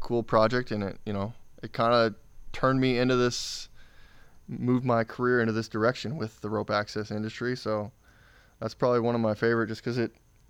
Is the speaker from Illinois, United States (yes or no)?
yes; Jerseyville, Illinois, United States; A small town outside of St. Louis called Jerseyville, Illinois.